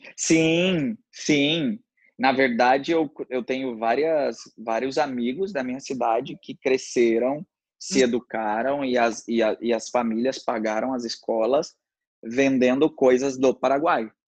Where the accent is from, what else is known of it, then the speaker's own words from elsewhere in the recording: Paranaíba, Mato Grosso do Sul, Brazil; accent: Mato Grosso do Sul, rolled R (caipira); moved away as an adult; also born or lived in Fernandópolis, São Paulo / Rio de Janeiro / Cancún, Mexico; eu nasci em Fernandópolis, só nasci no estado de São Paulo e cresci no Mato Grosso do Sul